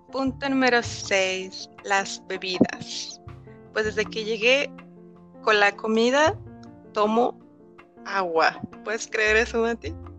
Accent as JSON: {"language": "Spanish", "country": "Mexico", "moved": "as an adult", "lives_now": "Madrid, Spain", "said": "soy mexicana."}